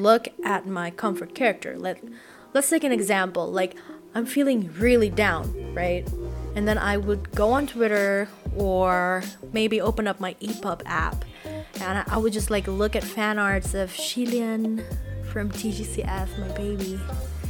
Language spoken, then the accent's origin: English; Indonesia; first language Indonesian; English is a second language; my native language, in Bahasa Indonesia